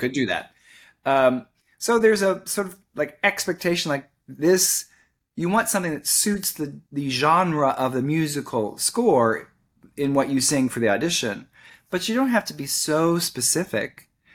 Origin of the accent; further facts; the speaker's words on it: Kentucky, United States; moved away as an adult; now in Orlando, United States; Kentucky, my home state